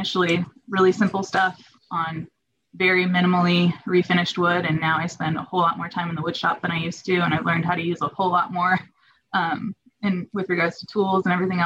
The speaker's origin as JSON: {"language": "English", "town": "Truckee", "region": "California", "country": "United States", "tie": "born or raised there", "also_born_or_lived": "Hayward, California", "said": "spent most of my childhood in Truckee, California, which is in the Sierra, pretty close to Lake Tahoe."}